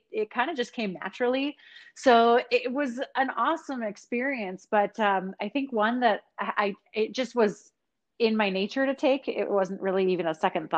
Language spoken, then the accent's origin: English; Minnesota, United States; now in East Coast, United States; I'm from Minnesota